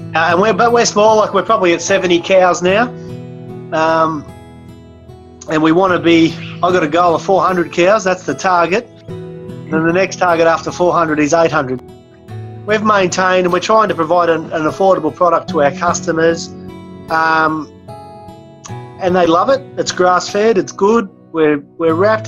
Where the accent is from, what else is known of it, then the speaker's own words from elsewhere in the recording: Berrigan, New South Wales, Australia; I'm from a little town in New South Wales called Berrigan. You go back to our town that we remember growing up in as kids